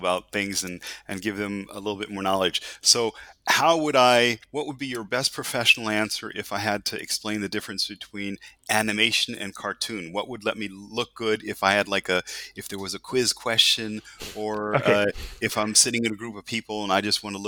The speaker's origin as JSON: {"language": "English", "country": "United States", "said": "I'm an American, so I kind of grew up with cartoons every Saturday morning in TV"}